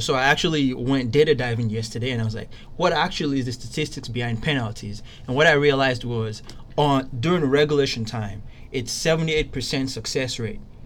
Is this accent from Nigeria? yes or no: yes; Nigeria; Being Nigerian